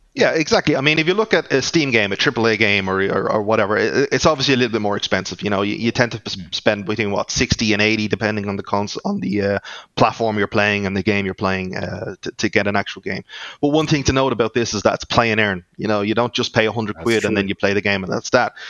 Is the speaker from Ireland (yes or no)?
yes; Ireland; accent: Irish; that's my Irish accent coming through.